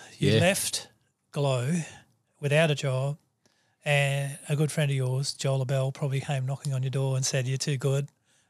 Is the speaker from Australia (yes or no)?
yes; Australia; I live in the top 5% of wealth in the world because I'm an Australian.